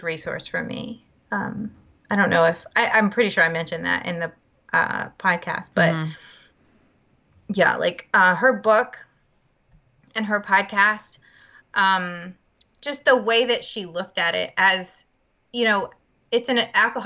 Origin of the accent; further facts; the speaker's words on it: Charlotte, North Carolina, United States; moved away; I grew up in Charlotte, in Charlotte and North Carolina